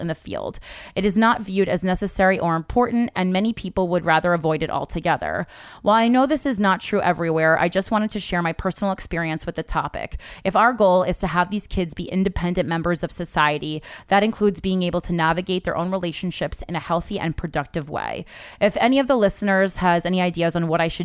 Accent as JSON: {"language": "English", "region": "New Jersey", "country": "United States", "said": "I'm from Jersey, so we usually always hang out at the mall, like Friday nights"}